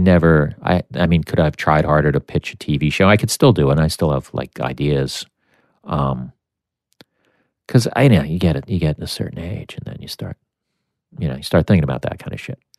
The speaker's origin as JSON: {"language": "English", "country": "United States", "said": "I'm American."}